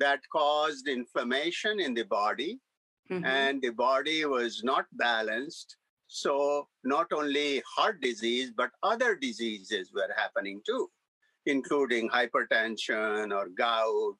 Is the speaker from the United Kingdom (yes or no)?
no; India; moved away as an adult; now in United States; I came as an immigrant from India in 1971, mm-hmm. at the age of 26 years old.